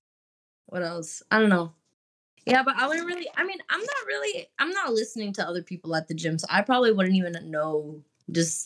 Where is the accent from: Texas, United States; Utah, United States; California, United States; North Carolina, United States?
Texas, United States; I'm from Texas, so it's, like, you're just kind of always around country people